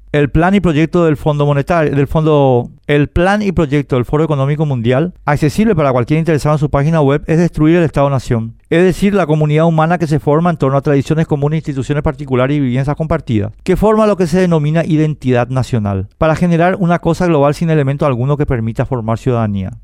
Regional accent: Paraguay; somos paraguayos

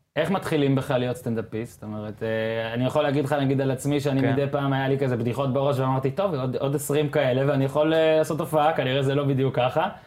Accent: Northern District, Israel; אני גם גדלתי בצפון

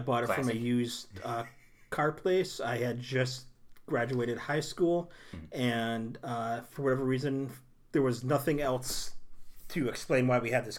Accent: United Kingdom; I'm British, so I can handle tea.

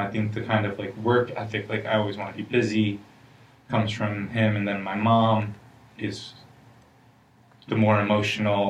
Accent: Schenectady, New York, United States; also born or lived in Manhattan, New York / Queens, New York; I was born in Manhattan. My parents are immigrants. And... in the mid-90s, my dad bought a place in Schenectady, New York

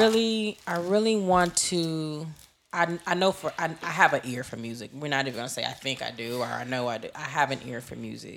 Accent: Los Angeles, California, United States; I'm from the West. I'm from L

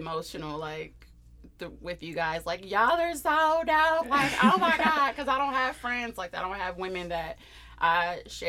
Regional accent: San Bernardino, California, United States; I am from San Bernardino, California, that I.E.

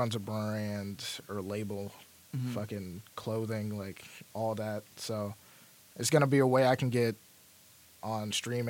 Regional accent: the South, United States; I'm from the South, but I'm not from the dirty.

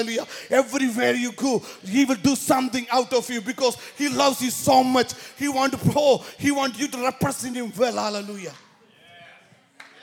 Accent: India; now in San Jose, United States; I'm originally from India, born and brought up in Catholic family

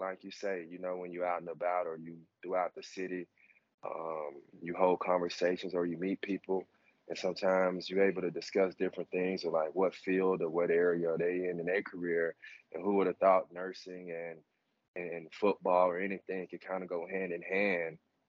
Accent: Alexandria, Louisiana, United States; moved away as an adult; also born or lived in Canada; I was born and raised in Alexandria, Louisiana. It's central of the state, a small town, raised by a single mother

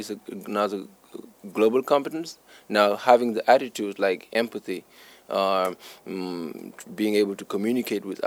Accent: Senegal; I'm from Senegal

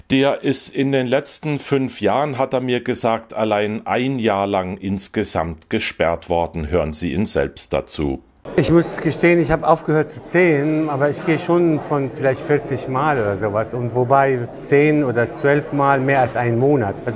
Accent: Germany; now in France; wo ich das Land, meine Heimat von Frankreich aus beobachten konnte

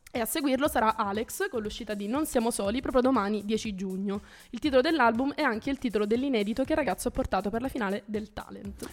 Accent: Salento, Apulia, Italy; vengo dal Salento

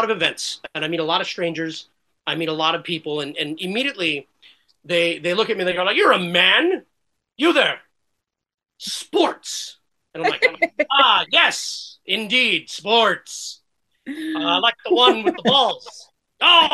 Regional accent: Los Angeles, California, United States; I grew up in East LA, as I mentioned, Huntington Park, which is closer to South Central

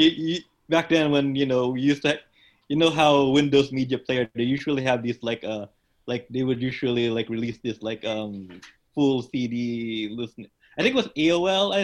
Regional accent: Philippines; moved away as an adult; now in United States; I was in the Philippines. I was born

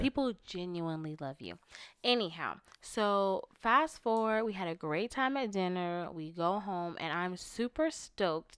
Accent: Florida, United States; moved away; I'm from Florida

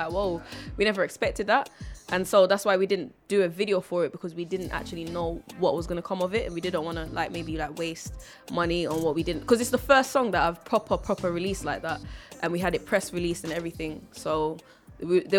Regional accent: Jamaica; I'm actually from Jamaica.

